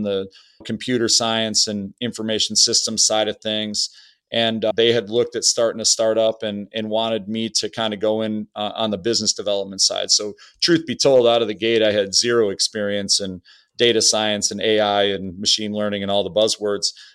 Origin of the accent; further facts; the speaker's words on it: Au Gres, Michigan, United States; I grew up in Augray, Michigan, which is about an hour north of Bay City